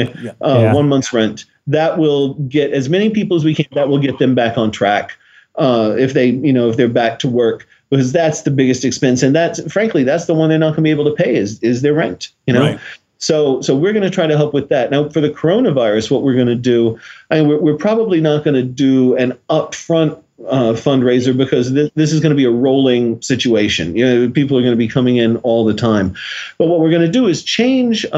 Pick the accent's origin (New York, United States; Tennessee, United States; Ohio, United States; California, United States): Tennessee, United States; Nashville; moved away; I'm originally from Nashville